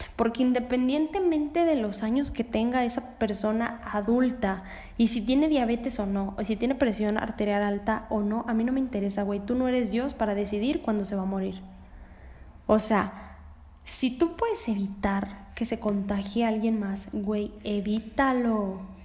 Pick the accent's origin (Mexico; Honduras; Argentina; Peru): Mexico; porque yo soy mexicana